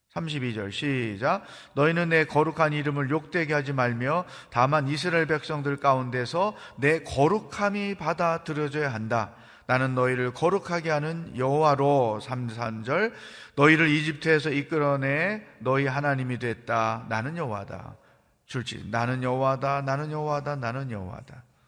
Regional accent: Chungcheong, South Korea; 저는 충청도 양반이에요

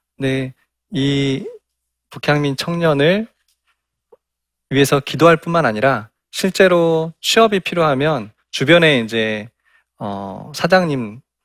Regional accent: South Jeolla, South Korea; 저도 어, 전라남도

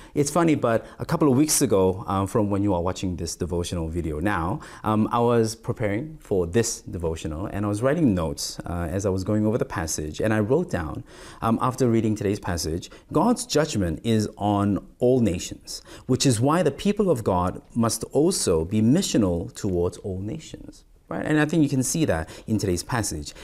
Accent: South Korea; moved away as an adult; also born or lived in Malaysia / Singapore / Australia; I was and am more exposed to the nations in Korea, in my home country in Asia

